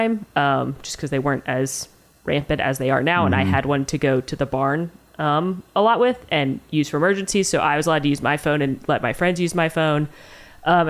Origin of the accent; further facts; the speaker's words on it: Atlanta, Georgia, United States; I grew up in Atlanta, in the city of Atlanta